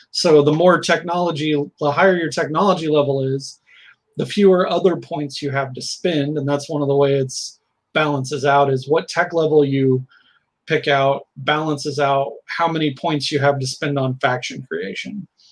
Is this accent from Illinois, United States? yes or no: yes; Southern Illinois and Indiana, United States; now in Portland, United States; I'm originally from Southern Illinois and Indiana, um, now located in the Portland metro